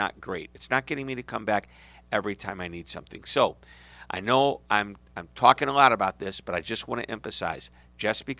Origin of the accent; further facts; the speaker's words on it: St. Louis, Missouri, United States; I'm from St. Louis.